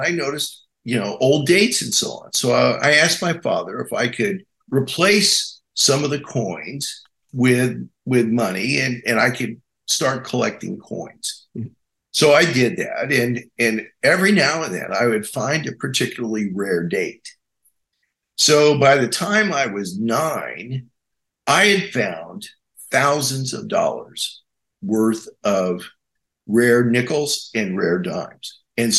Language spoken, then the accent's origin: English; Amsterdam, New York, United States; I was born in Amsterdam, New York, the same hospital that Kirk Douglas was born